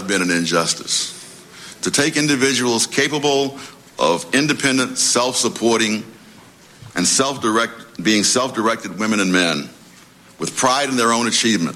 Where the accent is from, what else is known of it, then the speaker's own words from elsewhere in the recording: New York City, New York, United States; when I was a kid growing up in Harlem